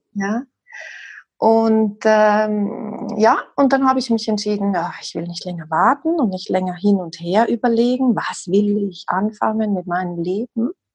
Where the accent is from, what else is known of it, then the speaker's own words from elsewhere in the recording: South Tyrol, Trentino-Alto Adige, Italy; also born or lived in Madrid, Spain; now in Switzerland; ich komme ursprünglich aus dem Südtirol, das hört man vielleicht ein bisschen, und lebe aber schon sehr lange hier in der Schweiz